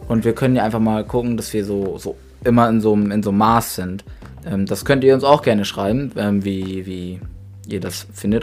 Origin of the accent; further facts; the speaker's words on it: Grasberg, Lower Saxony, Germany; wir leben, wir leben schon immer auf dem Dorf